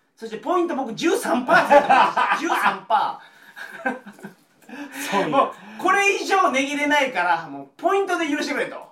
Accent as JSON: {"language": "Japanese", "region": "Kochi", "country": "Japan", "tie": "born or raised there", "also_born_or_lived": "Fukui", "moved": "yes", "lives_now": "Osaka, Japan", "said": "高知県出身なんですよ"}